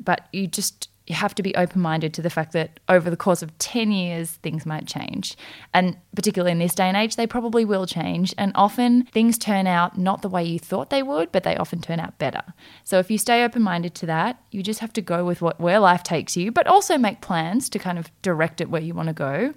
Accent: Australia; also born or lived in South Korea; we are both adopted from Korea when we were five months old, we came to Australia

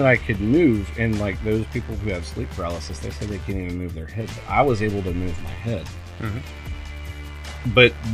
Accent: Cincinnati, Ohio, United States; now in Pekin, United States; I grew up in Ohio. I was born in Cincinnati

